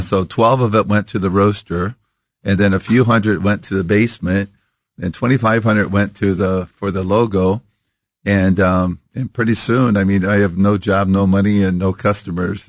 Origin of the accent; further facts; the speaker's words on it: Iowa, United States; we grew up in Iowa